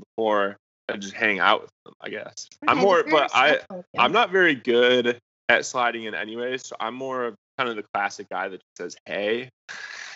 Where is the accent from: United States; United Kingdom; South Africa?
United States; Michigan; moved away as an adult; also born or lived in Dallas, Texas; I was from Michigan originally. Wanted to go somewhere warm for college because I was tired of the snow